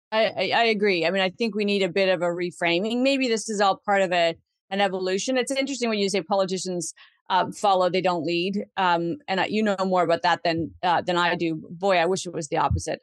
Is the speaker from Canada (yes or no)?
yes; Canada; as a Canadian citizen who wants to continue to live in the country